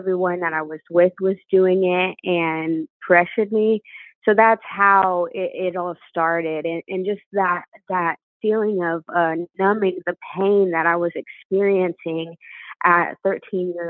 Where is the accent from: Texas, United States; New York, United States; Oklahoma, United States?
Texas, United States; Cleburne; In a small town called Cleburne, born and raised.